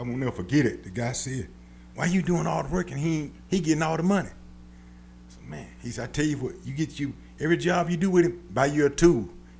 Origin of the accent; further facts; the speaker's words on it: Hilton, Alabama, United States; I was born and raised here in Hilton, right out here on the, off I-83 on the Cunningham Place in 1968.